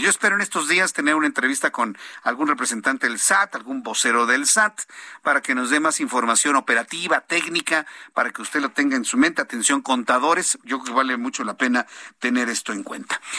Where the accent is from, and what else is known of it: Mexico